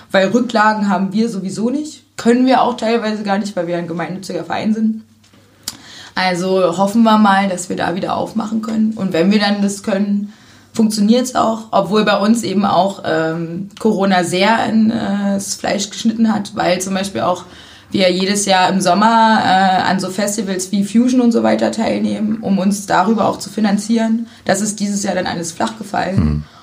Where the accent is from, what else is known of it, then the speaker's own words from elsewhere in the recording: Zwickau, Saxony, Germany; now in Cottbus, Germany; Ich komme ursprünglich aus Sachsen.